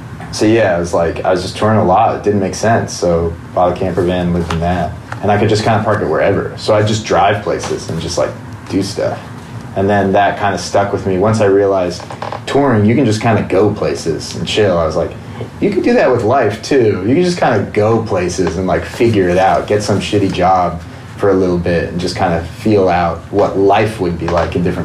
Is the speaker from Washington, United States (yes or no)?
yes; Washington, United States; I grew up in Washington